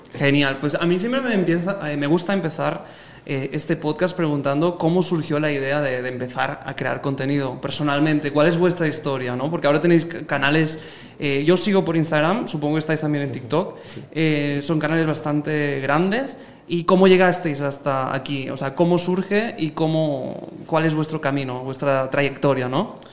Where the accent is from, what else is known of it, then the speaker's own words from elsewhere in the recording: Spain; now in Guatemala; yo soy español en Guatemala